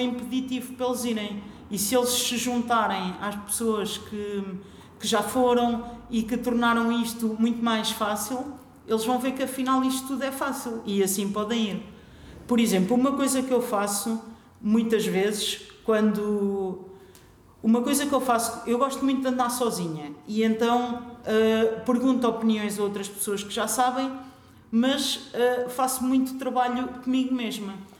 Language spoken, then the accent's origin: Portuguese; Figueira da Foz, Coimbra District, Portugal; eu cresci na Figueira da Foz